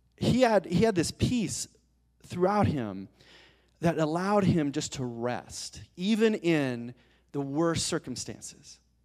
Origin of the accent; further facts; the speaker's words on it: Colorado Springs, Colorado, United States; as a little kid, I grew up in Colorado Springs